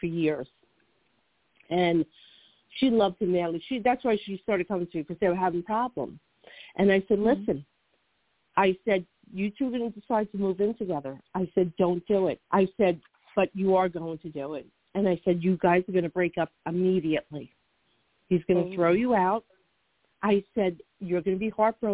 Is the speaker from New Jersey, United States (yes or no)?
yes; New Jersey, United States; accent: Jersey; my Jersey accent